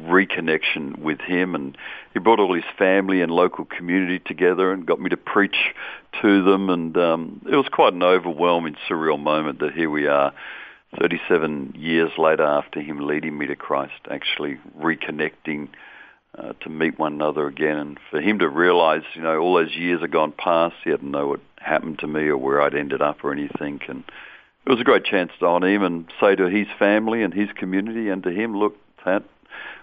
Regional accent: Perth, Western Australia, Australia; born and bred in Perth and had a really wonderful childhood, really

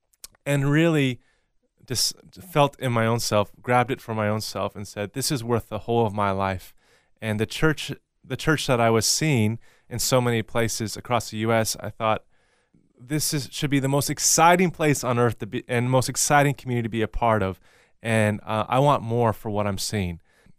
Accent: Sedro-Woolley, Washington, United States; And I was born in Cedarwoolley, Washington, and that's about an hour north of Seattle on the west coast of the U.S., and raised primarily in that area.

